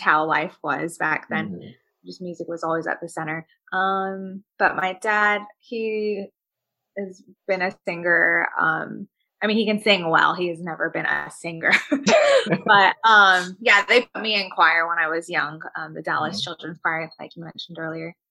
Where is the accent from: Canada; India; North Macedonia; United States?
India; Nagaland; moved away; where I'm from originally, my home state of Nagaland is, you know, just under China.